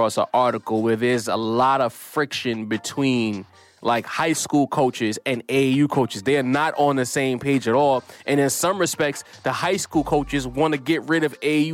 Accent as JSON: {"language": "English", "region": "New York", "country": "United States", "said": "I'm a New Yorker"}